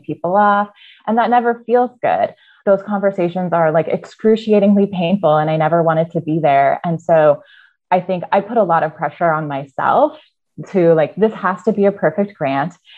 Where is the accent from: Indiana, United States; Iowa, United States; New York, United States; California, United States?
Iowa, United States; also born or lived in Arizona; I was born in Arizona and grew up in Iowa. So, I moved from Arizona to Iowa very early on, about five